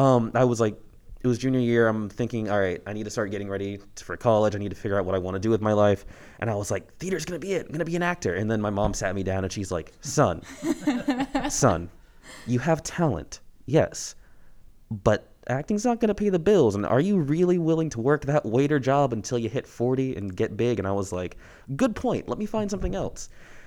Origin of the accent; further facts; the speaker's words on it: Ohio, United States; born there; also born or lived in Alaska / New Jersey / Colorado / Hawaii; Well, I guess to start off, I was born in Ohio, but I come from a military family, Air Force specifically.